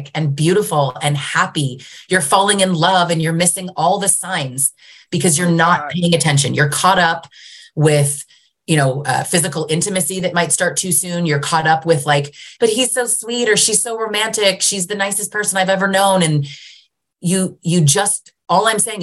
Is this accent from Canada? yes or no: yes; Canada; also born or lived in Greater Toronto Area, Ontario; I'm Canadian